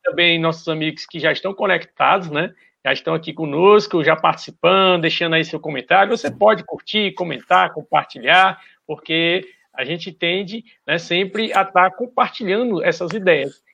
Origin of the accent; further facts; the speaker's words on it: Brazil; aqui do nosso Brasil